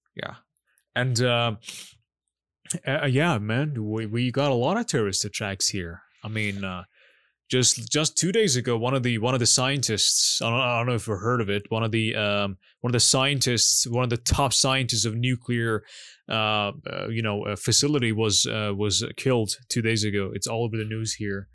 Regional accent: Iran; I'm Iranian

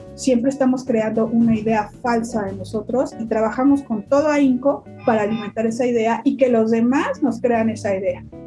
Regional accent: Mexico

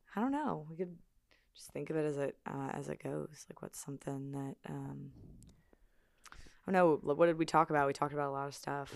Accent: Springfield, Illinois, United States; moved away as an adult; now in Edwardsville, United States; I am from Springfield

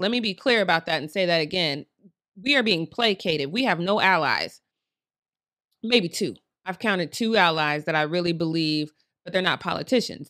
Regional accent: Colorado, United States; I'm from Colorado

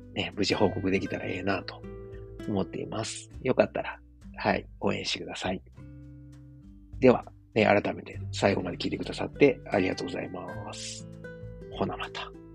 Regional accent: Osaka, Japan; 自分の実家であるですね、駒川あずまや、はい、親父とおかんがやってる、えー、大阪駒川いうところ

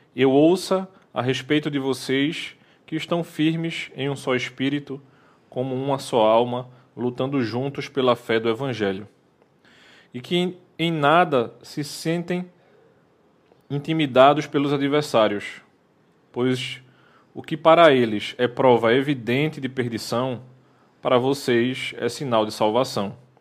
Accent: Recife, Pernambuco, Brazil; nós que somos do Recife

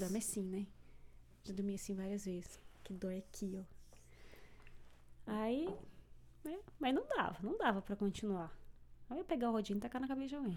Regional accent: São Jerônimo da Serra, Paraná, Brazil; moved away as an adult; now in Canada; eu sou do sul

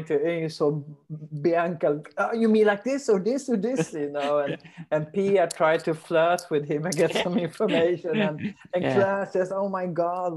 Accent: Sweden; English is a second language; also born or lived in Britain; in Sweden we have this cheese sleezer

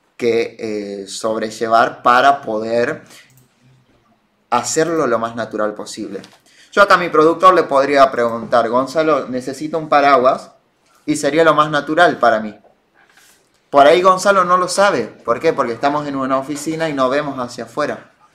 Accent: Argentina; nosotros con nuestros che y nuestros muletillas hablamos raro, los argentinos

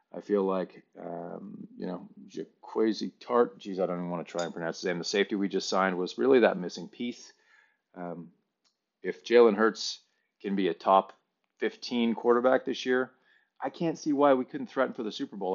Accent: Canada; moved away as an adult; now in Sydney, Australia; I am a Canadian. Uh, I have lived in Australia now for seventeen years here in Sydney

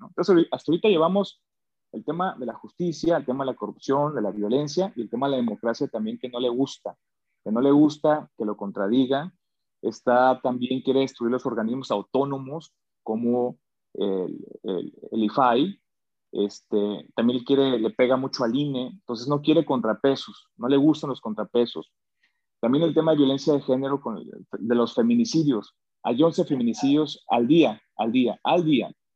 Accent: Mexico; soy mexicano

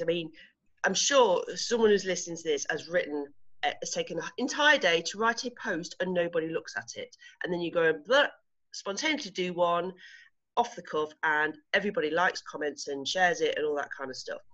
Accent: England, United Kingdom; moved away as an adult; now in Spain; I'm English. I'm so English

